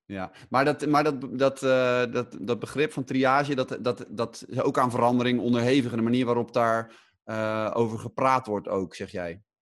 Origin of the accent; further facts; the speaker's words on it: Netherlands; wij als Nederlanders